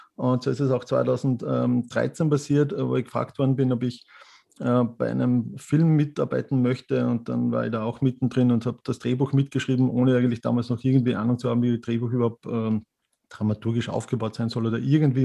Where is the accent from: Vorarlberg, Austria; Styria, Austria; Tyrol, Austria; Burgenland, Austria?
Styria, Austria; Mürz Valley; moved away as an adult; now in Vienna, Austria; Ich bin äh, gebürtiger Steirer, also Mürztaler und mich hat es 1996 wegen des Veterinärmedizinstudiums nach Wien verschlagen